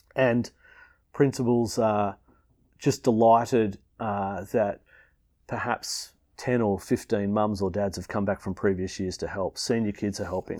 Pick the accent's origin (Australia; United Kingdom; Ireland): Australia; Melbourne, Victoria; I grew up in Melbourne